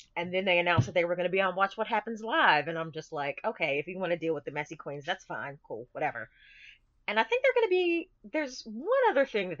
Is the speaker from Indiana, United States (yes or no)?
no; Greensboro, North Carolina, United States; born or raised there